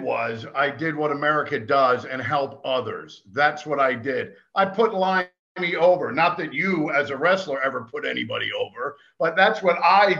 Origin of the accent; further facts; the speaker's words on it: Willingboro, New Jersey, United States; moved away; when we were growing up, I lived in a little town called Willingboro, New Jersey, in South Jersey, God's country north.